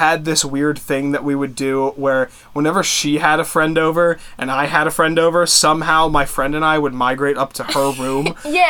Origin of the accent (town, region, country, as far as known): Philadelphia, Pennsylvania, United States; born or raised there; also born or lived in Florida